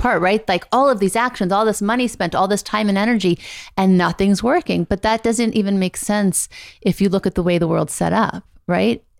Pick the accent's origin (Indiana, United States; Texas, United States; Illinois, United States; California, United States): California, United States; Beverly Hills; also born or lived in Thibodaux, Louisiana; I grew up mostly in Beverly Hills.